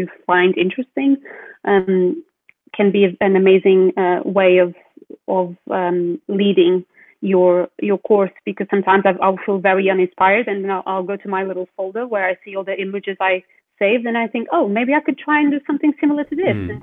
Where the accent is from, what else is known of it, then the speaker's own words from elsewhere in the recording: Portugal; now in United Kingdom; growing up in Portugal, being one of the sunniest countries in Europe